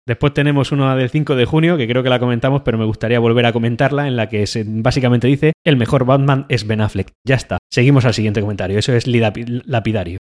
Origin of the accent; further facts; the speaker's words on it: Spain; nosotros somos de España